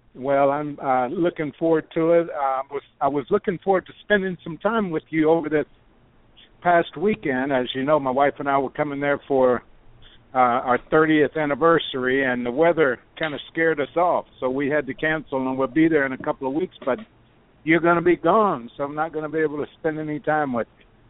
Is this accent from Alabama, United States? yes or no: no; Lexington, Kentucky, United States; I didn't just grow up in the state of Kentucky. I grew up in Lexington, about 15 minutes uh, uh, walk to the uh, to the university